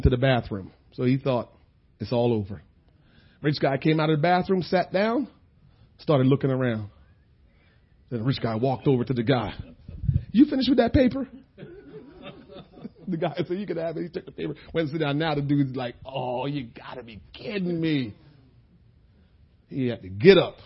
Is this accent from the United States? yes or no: yes; New Jersey, United States; We said, New Jersey